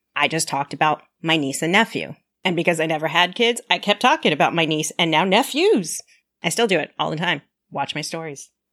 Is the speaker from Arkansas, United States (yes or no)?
no; Southern California, United States; I grew up in Southern California with my parents and two brothers